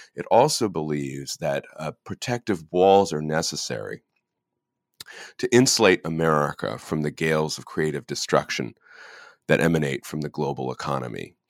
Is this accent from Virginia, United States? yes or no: yes; Northern Virginia, United States; I, I grew up in Northern Virginia, outside of Washington, D C